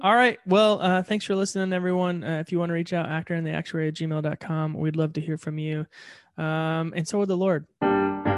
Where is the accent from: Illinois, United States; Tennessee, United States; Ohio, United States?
Ohio, United States; moved away; I was born in Ohio